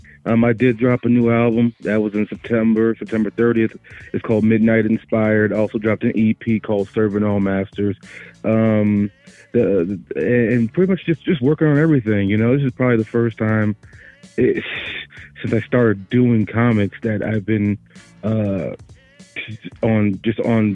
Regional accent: Louisiana, United States; now in Denver, United States; I'm originally from Louisiana, but right now I'm in Denver, Colorado at the moment

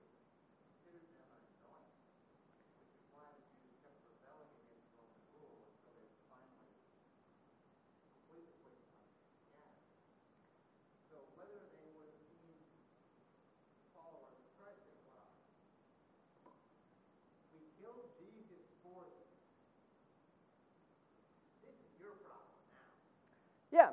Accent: the South, United States; being a Southerner

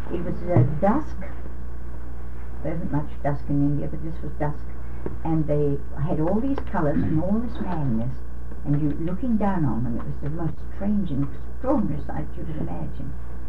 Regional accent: United Kingdom; I thought, well, I'm glad they don't know I'm a British woman

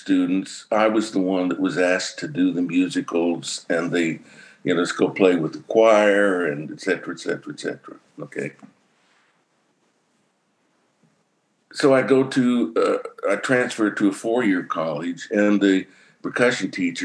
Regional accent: Ulysses, Kansas, United States; I grew up in Ulysses, Kansas, way out in the west

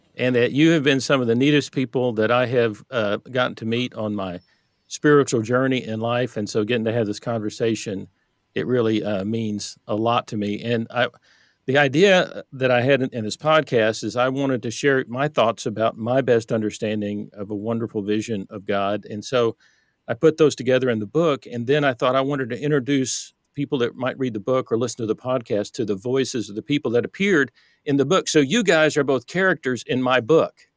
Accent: Texas, United States; I grew up in Texas in the, in the Bible Belt

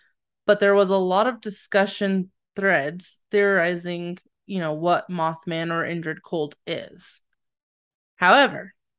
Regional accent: Point Pleasant, West Virginia, United States; I come from Point Present, Virginia, West Virginia.

